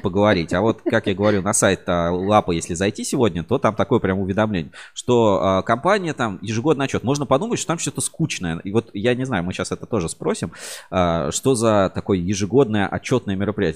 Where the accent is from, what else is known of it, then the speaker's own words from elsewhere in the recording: Kamyshin, Volgograd Oblast, Russia; предприятие в родном городе